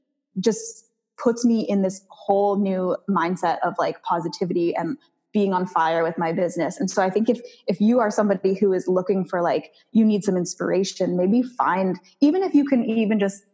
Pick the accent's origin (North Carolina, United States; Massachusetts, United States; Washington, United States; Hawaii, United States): Hawaii, United States; Maui; So, so I started off in Maui and I actually lived there for a few years growing up, and then I got married there.